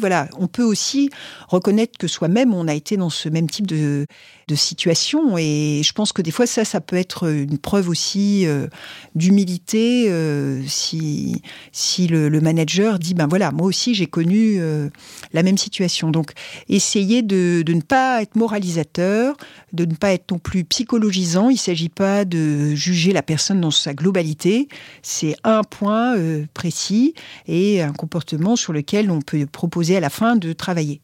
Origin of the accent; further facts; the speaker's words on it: France; en tant que Français